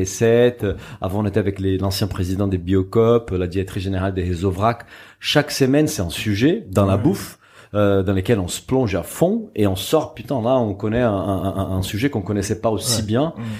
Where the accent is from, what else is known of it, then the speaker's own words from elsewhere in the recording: Brazil; moved away; Je suis brésilien et je, suis ma famille en fait est d'origine portugaise